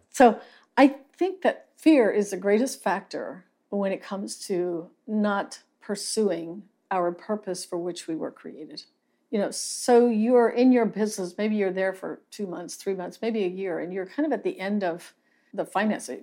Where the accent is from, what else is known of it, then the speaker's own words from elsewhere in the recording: Lancaster County, Pennsylvania, United States; now in Salado, Texas, United States; I grew up in Lancaster County, Pennsylvania